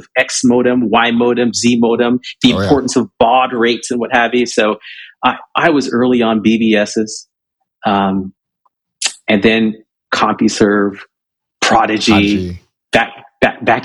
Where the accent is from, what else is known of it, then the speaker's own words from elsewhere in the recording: Southern California, United States; also born or lived in Jamaica / Michigan; Second stop was Southern California. And that's where I grew up